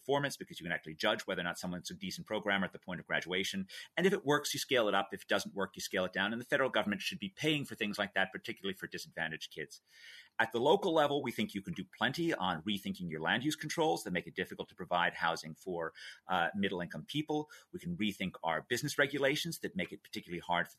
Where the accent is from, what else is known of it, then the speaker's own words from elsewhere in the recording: New York City, New York, United States; I was a kid growing up in New York City